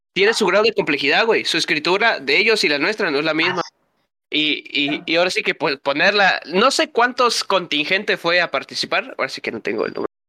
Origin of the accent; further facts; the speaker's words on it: Mexico; somos mexicanos